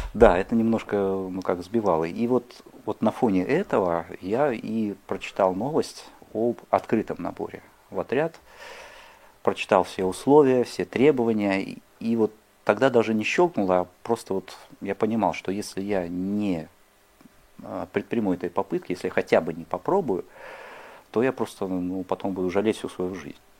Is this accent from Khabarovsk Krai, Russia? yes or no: yes; Khabarovsk, Khabarovsk Krai, Russia; moved away; я родился и вырос на Дальнем Востоке, в городе Хабаровске